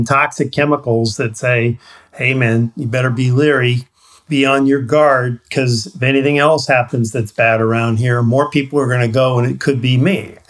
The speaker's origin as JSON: {"language": "English", "region": "Missouri", "country": "United States", "said": "because I'm from Missouri here"}